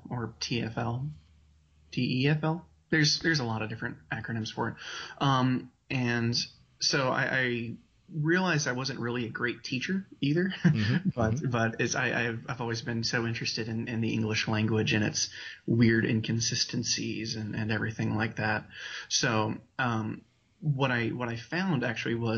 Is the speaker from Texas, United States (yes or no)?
no; Walla Walla, Washington, United States; also born or lived in Spokane, Washington; I grew up in Walla Walla, Washington.